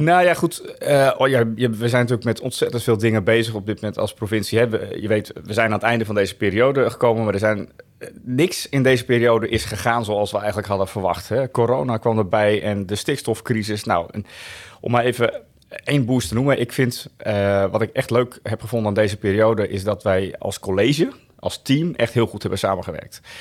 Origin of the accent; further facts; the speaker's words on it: Woudsend, Friesland, Netherlands; also born or lived in Delft; now in Laag Zuthem, Netherlands; ouders komen uit Friesland. Mijn vader heeft, eh, in Delft gestudeerd. Daarom ben ik in Delft, eh, geboren. Maar uiteindelijk zijn ze vrij snel weer teruggegaan naar Friesland